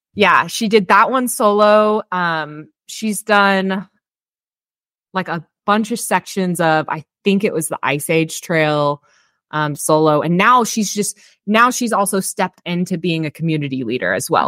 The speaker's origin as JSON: {"language": "English", "region": "Texas", "country": "United States", "also_born_or_lived": "Austin, Texas / Bakersfield, California", "moved": "as an adult", "said": "I'm actually from Texas originally"}